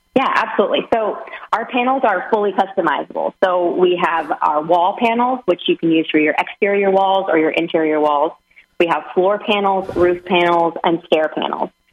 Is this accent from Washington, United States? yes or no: yes; Seattle, Washington, United States; moved away as an adult; now in Florida, United States; And I'm originally from the Pacific Northwest in Seattle.